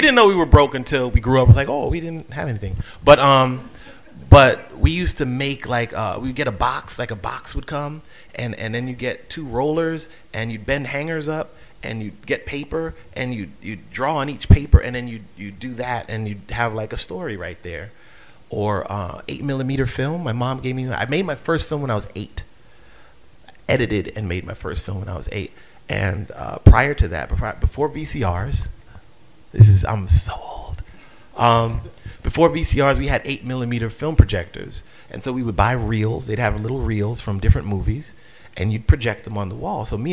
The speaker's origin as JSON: {"language": "English", "town": "New York City", "region": "New York", "country": "United States", "tie": "born or raised there", "moved": "as an adult", "lives_now": "Baltimore, United States", "said": "I was born in Brooklyn"}